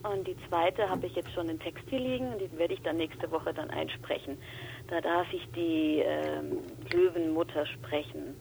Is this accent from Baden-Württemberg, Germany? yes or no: no; Bavaria, Germany; accent: Franconian; äh, furchtbar, ich komme aus Franken und da ist oft das T nicht da, wo es eigentlich sein sollte.